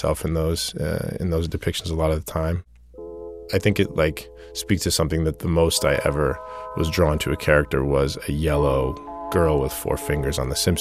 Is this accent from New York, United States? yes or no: no; Tucson, Arizona, United States; When I was growing up, the black population of Tucson was 2%